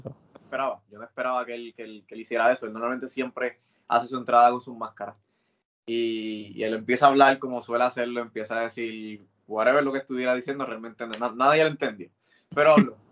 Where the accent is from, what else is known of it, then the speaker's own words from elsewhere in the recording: Puerto Rico; yo crecí viendo aquí en Puerto Rico